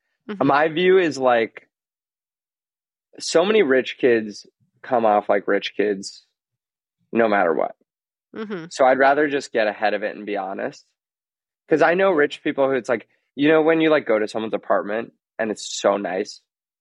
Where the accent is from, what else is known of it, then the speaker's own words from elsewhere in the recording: New York City, New York, United States; I grew up in Manhattan and that it was on the Upper East Side